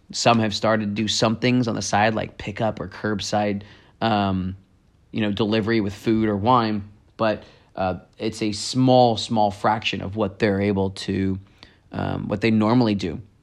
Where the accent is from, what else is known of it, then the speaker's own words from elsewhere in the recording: Campbell, California, United States; my hometown, Campbell